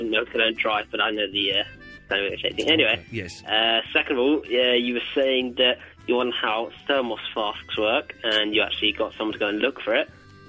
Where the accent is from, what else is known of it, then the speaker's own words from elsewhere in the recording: London, United Kingdom; Yeah, but I'm not from New York, from London.